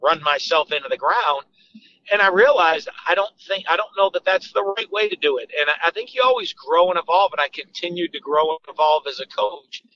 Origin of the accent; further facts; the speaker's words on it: Manchester, New Hampshire, United States; moved away as an adult; also born or lived in Drexel Hill, Pennsylvania / Londonderry, New Hampshire / Utah / Starkville, Mississippi; I grew up in Manchester, New Hampshire